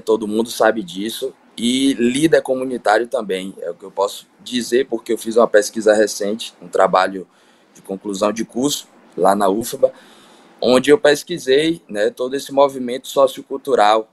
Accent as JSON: {"language": "Portuguese", "town": "Salvador", "region": "Bahia", "country": "Brazil", "tie": "born or raised there", "said": "eu sou nascido e criado no Candial"}